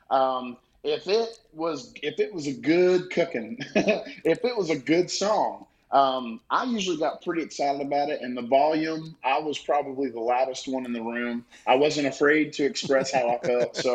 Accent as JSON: {"language": "English", "region": "the South", "country": "United States", "tie": "born or raised there", "said": "like I said, growing up in the South, um, learn to love everybody, learn to love family and community"}